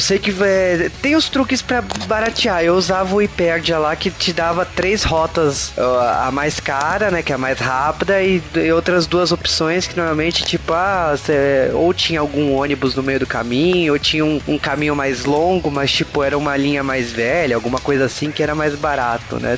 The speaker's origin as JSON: {"language": "Portuguese", "country": "Brazil", "said": "a gente é brasileiro"}